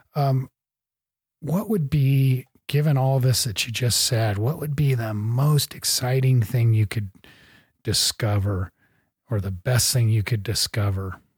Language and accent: English; Great Plains, United States; I grew up in the Great Plains